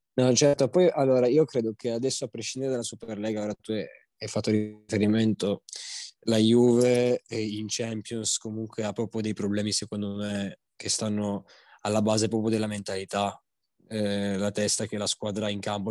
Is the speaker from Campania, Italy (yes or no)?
no; Turin, Piedmont, Italy; io poi sono di Torino